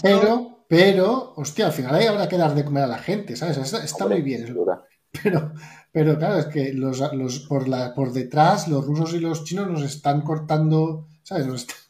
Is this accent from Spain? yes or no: yes; Spain; soy blanco, soy español